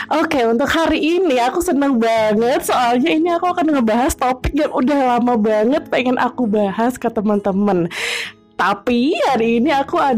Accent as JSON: {"language": "Indonesian", "region": "Java", "country": "Indonesia", "lives_now": "Jakarta, Indonesia", "said": "Aku orang Jawa dan sekarang tinggal di Jakarta gitu."}